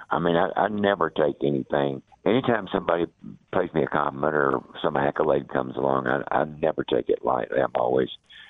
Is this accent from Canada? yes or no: no; the South, United States; But I'm from the South, and I thought their attitude was funny.